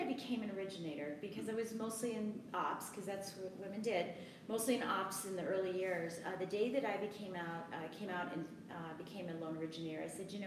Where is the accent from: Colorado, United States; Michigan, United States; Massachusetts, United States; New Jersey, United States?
Colorado, United States; Colorado Springs; moved away; I'm a native of Colorado Springs